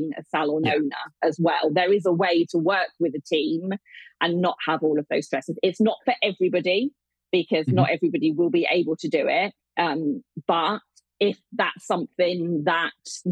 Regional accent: Hampshire, South East England, United Kingdom; I live in Hampshire.

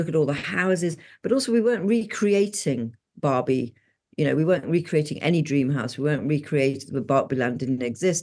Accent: England, United Kingdom; Being English

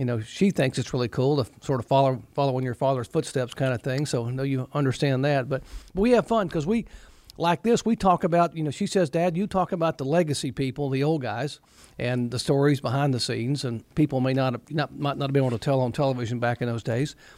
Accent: Newton, North Carolina, United States; growing up in the Carolinas, I'd, you know, when I was a teenager, I'd, uh, go to all these different race shops

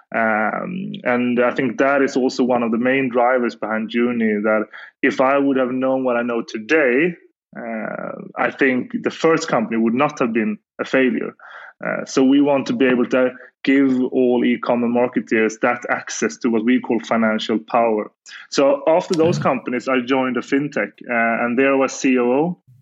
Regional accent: Gothenburg, Västra Götaland, Sweden; I'm from Gothenburg, Sweden

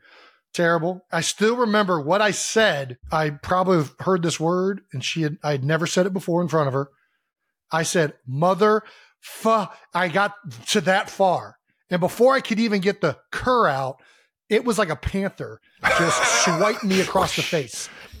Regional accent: Ohio, United States; Growing up in Ohio.

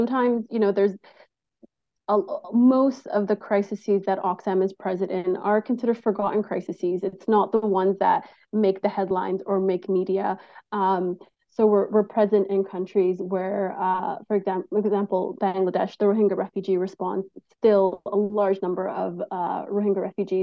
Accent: Canada; we as the Canadian public

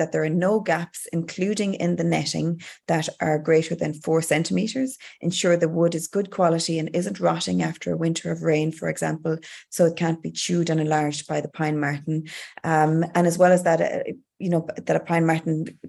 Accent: Galway, Connacht, Ireland; growing up in Galway

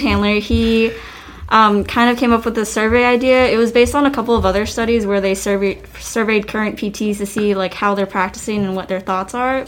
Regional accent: Spartanburg, South Carolina, United States; I'm originally from Spartanburg, South Carolina, born and raised. Uh, I've lived here all my life

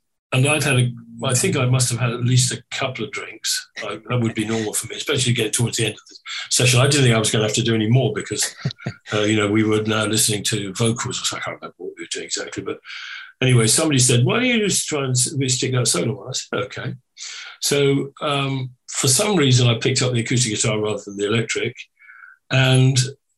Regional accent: Ireland; That sounds really Irish, doesn't it? I am Irish, so loud.

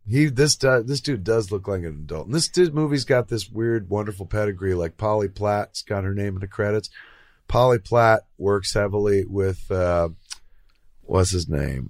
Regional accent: New Jersey, United States; accent: Jersey; moved away; I grew up in Jersey

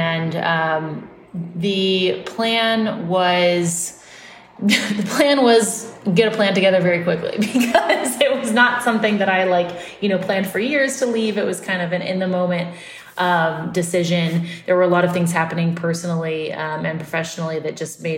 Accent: Austin, Texas, United States; now in New York, United States; I grew up in Austin

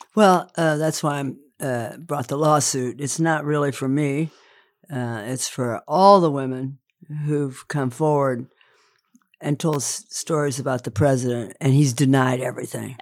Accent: Indiana, United States; I'm from Indiana

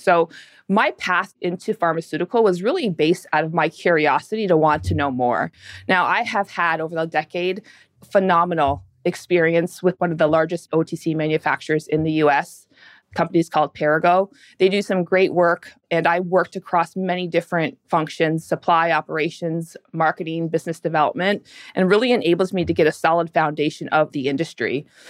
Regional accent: Canada; moved away as an adult; now in United States; I was born and raised in Canada

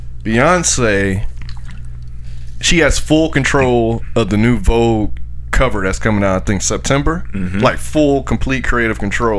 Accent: Miami, Florida, United States; from Miami, so shout out to Miami.

